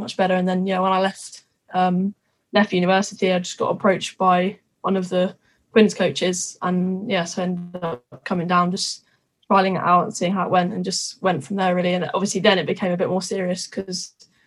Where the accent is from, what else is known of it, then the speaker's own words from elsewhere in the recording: Twickenham, London, United Kingdom; I'm from Twickenham. I literally have been brought up, born and bred rugby, really